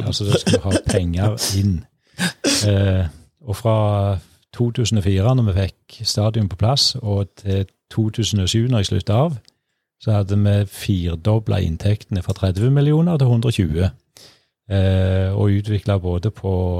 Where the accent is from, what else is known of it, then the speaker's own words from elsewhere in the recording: Norway; Født og oppvokst på Morsåk